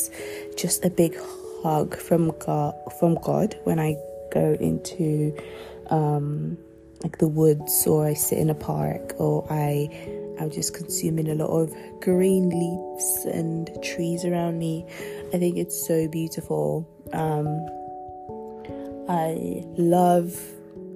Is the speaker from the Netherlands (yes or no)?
no; Nigeria; first language Yoruba; I'm also Nigerian, so I consume a lot of that. I still speak my mother tongue, Yoruba